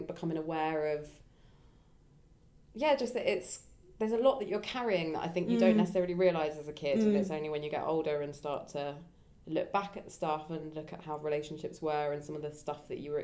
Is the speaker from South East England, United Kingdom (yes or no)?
yes; Brighton, South East England, United Kingdom; I grew up in Brighton, which is very liberal.